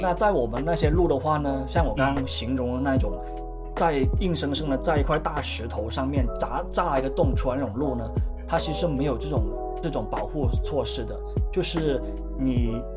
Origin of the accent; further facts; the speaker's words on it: Guangdong, China; 我们广东人的饮食会比较，呃，温和一点